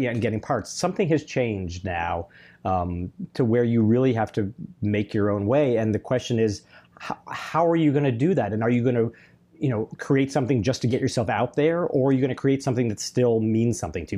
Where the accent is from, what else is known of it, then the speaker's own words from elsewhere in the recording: Chicago, Illinois, United States; moved away as an adult; I was from Chicago